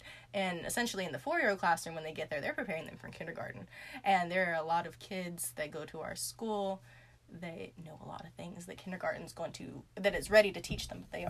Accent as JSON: {"language": "English", "town": "Charleston", "region": "South Carolina", "country": "United States", "said": "Well, I come from Charleston."}